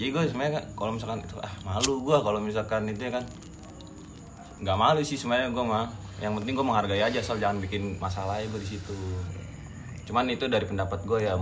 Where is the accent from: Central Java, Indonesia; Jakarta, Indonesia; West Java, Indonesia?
Jakarta, Indonesia; jadi gue lahir di Jakarta ya tinggal gue di Cilincing Tanjung Priuk